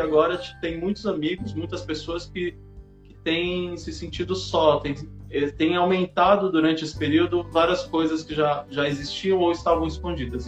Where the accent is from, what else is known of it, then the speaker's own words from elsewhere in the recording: São Paulo, Brazil; eu sou de São Paulo